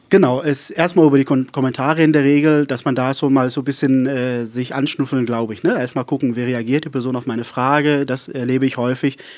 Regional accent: Saron, Western Cape, South Africa; first language Afrikaans; German is a second language; also born or lived in Berlin, Germany; now in Wiesmoor, Germany; ich äh, komme ja aus Südafrika. Äh, ich bin in Südafrika aufgewachsen.

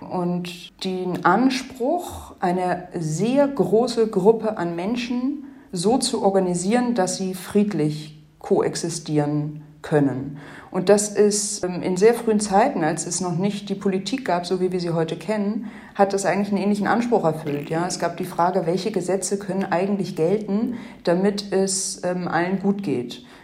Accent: Hamburg, Germany; Ich bin in Deutschland, in Hamburg groß geworden.

